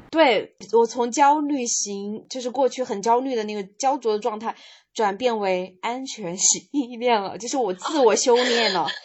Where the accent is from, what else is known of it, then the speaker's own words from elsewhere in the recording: Meishan, Sichuan, China; now in Chengdu, China; 我回老家了，我老家是在眉山这边